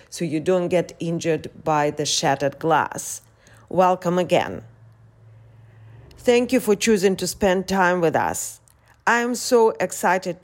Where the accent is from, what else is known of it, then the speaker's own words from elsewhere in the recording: United States; now in Odesa, Ukraine; I'm an American journalist based in Ukraine